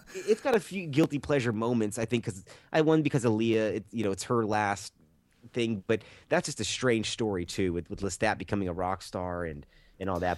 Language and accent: English; the Bay Area, California, United States; I'm from the Bay Area